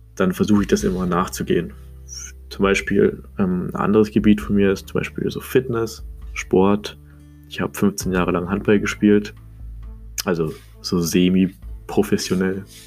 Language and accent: German; Munich area, Bavaria, Germany; Ich komme aus München, Umgebung